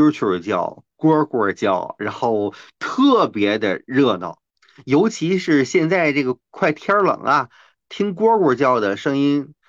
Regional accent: Tianjin, China; 呃，我们天津人叫他大冯啊，因为他的身高就非常的

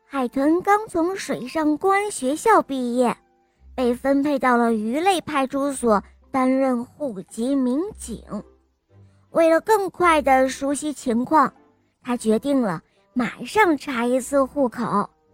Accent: Shanghai, China; 我今年五岁了，我来自上海

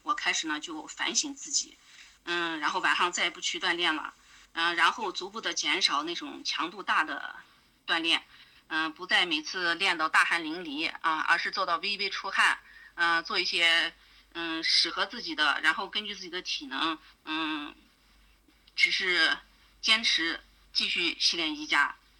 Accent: Aksu, Xinjiang, China; 我来自遥远而美丽的新疆阿克苏

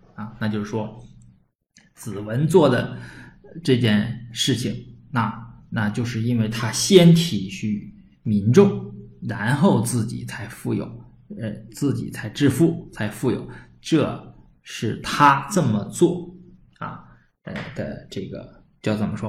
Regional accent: Northeast China, China; accent: Northeastern (Dongbei); 东北口音啊，这个受方言影响很重

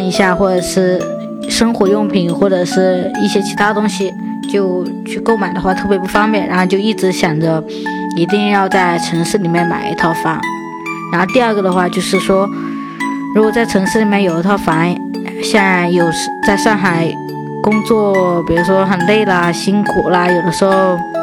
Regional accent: Chenzhou, Hunan, China; now in Shanghai, China; 相对于我的老家来说就郴州

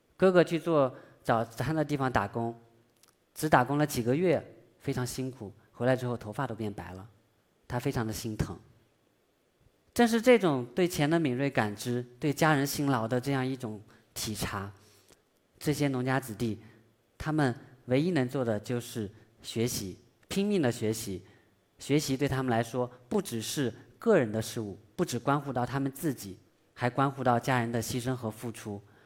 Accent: China; 我们中国人

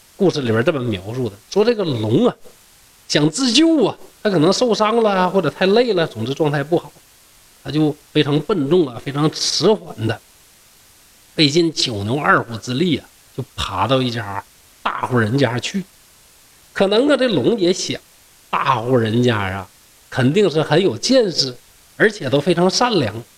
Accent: Shenyang, Liaoning, China; 我的老家是沈阳

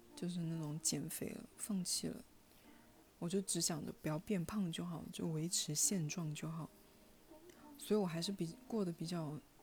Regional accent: Hunan, China; 我们湖南人的家庭，每一顿饭桌上必有肥肉

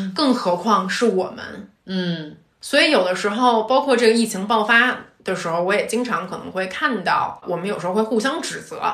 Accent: China; moved away as an adult; also born or lived in United Kingdom; 我都是出生在一个典型的中国的一个中产阶级的一个家庭，嗯。然后在一大城市长大

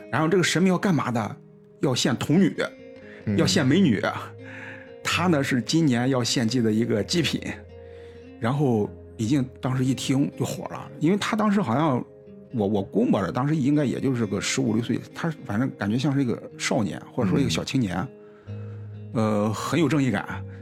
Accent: China; 我们中国人是龙的子孙，

